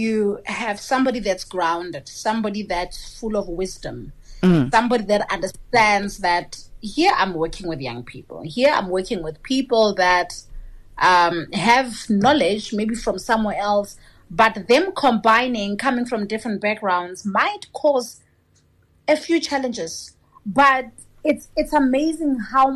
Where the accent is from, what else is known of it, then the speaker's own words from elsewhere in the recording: Limpopo, South Africa; we are from Limpopo or we are Venda speaking